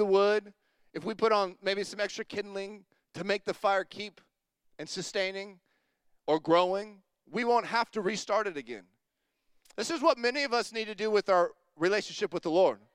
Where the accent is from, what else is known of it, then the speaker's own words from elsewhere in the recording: Longview, United States; I grew up in Longview